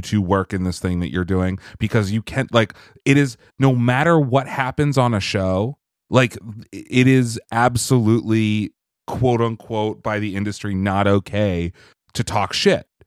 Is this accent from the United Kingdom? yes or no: no; Canada; I'm Canadian